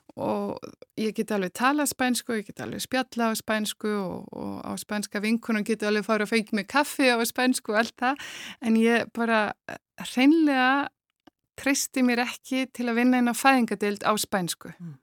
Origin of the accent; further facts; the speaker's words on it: Iceland; moved away as an adult; also born or lived in Germany; now in Spain; við aðlæst upp á Íslandi